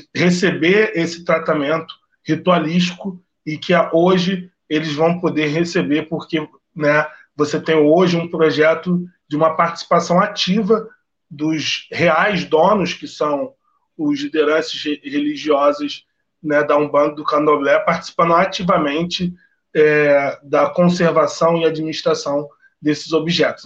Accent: São Gonçalo, Rio de Janeiro, Brazil; sou nascido e criado em São Gonçalo

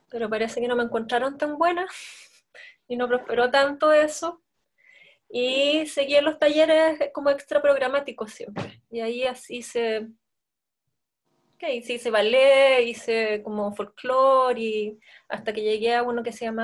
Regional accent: Santiago Metropolitan, Chile; born there; yo nací en el San Juan eh, con una cesárea programada a los ocho meses.

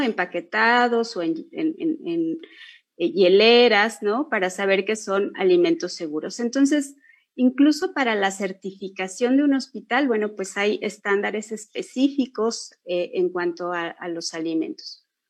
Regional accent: Mexico; somos mexicanos

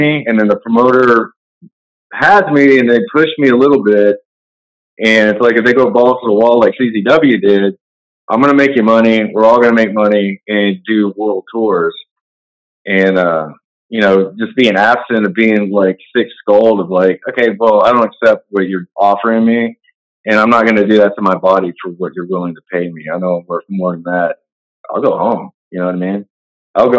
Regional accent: Texas, United States; also born or lived in New York; I'm a Texas guy

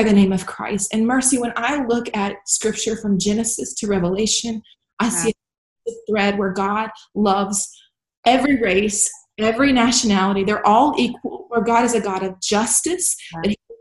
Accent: Baton Rouge, Louisiana, United States; now in West Virginia, United States; I've seen growing up in South Louisiana

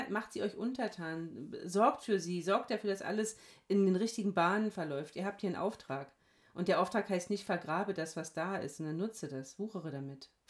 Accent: Hesse, Germany; Gemeindepfarrerin in Hessen-Nassau. Ich komme aus Hessen.

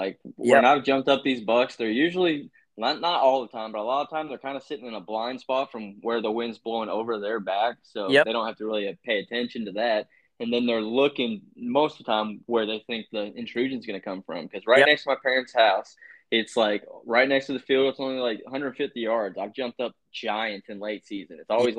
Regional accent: Utah, United States; born there; I was like, dude, because I was born in Utah, so I've never like hunted them

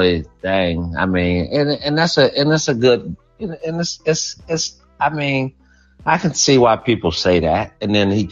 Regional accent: Gainesville, Florida, United States; also born or lived in Alpharetta, Georgia / Houston; now in Charlotte, United States; Florida, old Florida brother, man. You know, I'm from Gainesville

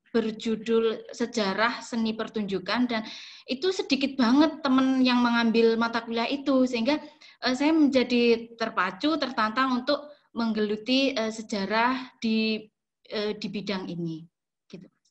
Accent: Banyuwangi, East Java, Indonesia; saya saya lahir dan besar di Banyuwangi

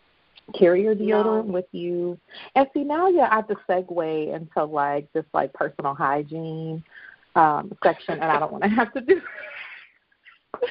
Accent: Chicago, Illinois, United States; I'm from Chicago

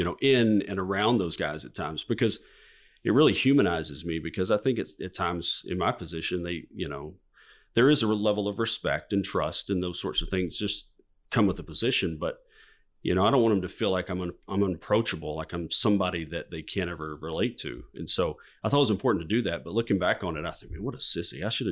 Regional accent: Georgia, United States; You know, I grew up in Southeast Georgia. My parents, my grandparents were Catholic. And so we would go to the Catholic Church.

